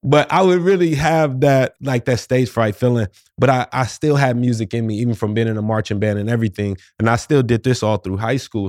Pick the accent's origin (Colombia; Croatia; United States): United States; St. Louis, Missouri; moved away as an adult; also born or lived in New York City / Orlando; I'm in my hometown of Saint Louis, Missouri right now